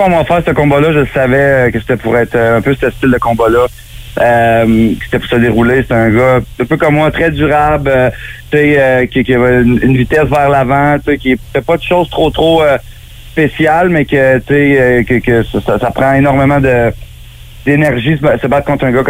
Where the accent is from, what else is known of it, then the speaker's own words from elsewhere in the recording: Gatineau, Quebec, Canada; also born or lived in Mont-Tremblant; now in Florida, United States; J'ai toujours été un gars nomade, tu sais, je me suis promené, je suis parti de Gatineau, je suis allé à Québec, j'ai habité au Mont-Tremblant.